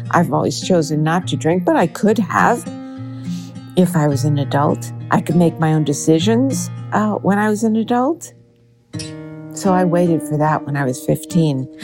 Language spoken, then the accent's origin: English; Minnesota, United States; I grew up in Minnesota